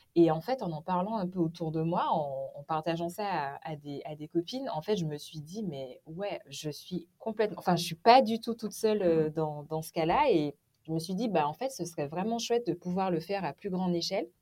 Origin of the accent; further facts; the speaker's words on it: Martinique; moved away as an adult; also born or lived in Morbihan, France; now in Finistère, France; je suis originaire de la Martinique. J'ai vécu jusqu'à mes 18 ans.